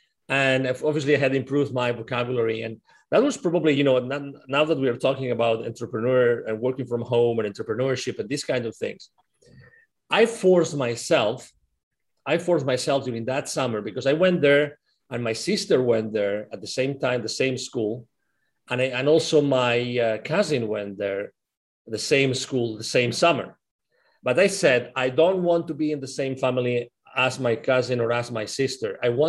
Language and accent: English; Catalonia, Spain; first language Spanish and Catalan; English is a second language; moved away as an adult; also born or lived in United Kingdom / Mexico City, Mexico / Finland; now in Plano, United States; At that time in the region of Spain where I was born, it's called Catalonia. It's in the northeast where Barcelona is.